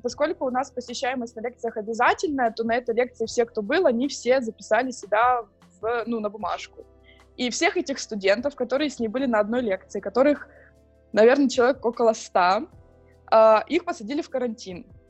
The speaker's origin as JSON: {"language": "Russian", "town": "Donetsk", "region": "Donetsk Oblast", "country": "Ukraine", "moved": "yes", "lives_now": "Prague, Czech Republic", "said": "я из Донецка"}